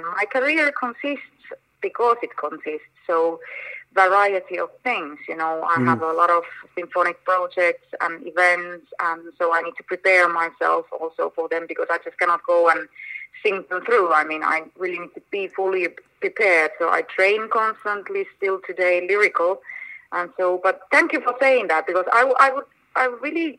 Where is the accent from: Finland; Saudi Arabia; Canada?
Finland; moved away; also born or lived in Argentina; my home country, Finland